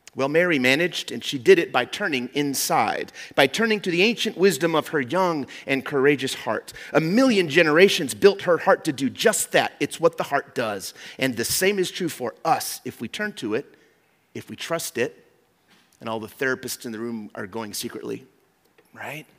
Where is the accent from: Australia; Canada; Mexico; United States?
Mexico; moved away; I grew up in Mexico